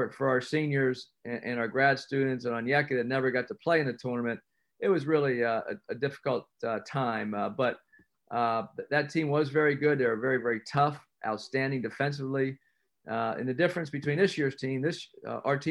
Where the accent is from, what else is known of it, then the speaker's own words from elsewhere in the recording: Pennsylvania, United States; moved away; I grew up in Pennsylvania following the ACC and Big East.